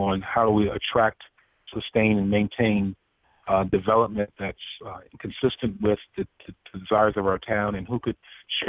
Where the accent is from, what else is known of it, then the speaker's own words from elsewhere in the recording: Newark, New Jersey, United States; Born and raised in the city of Newark.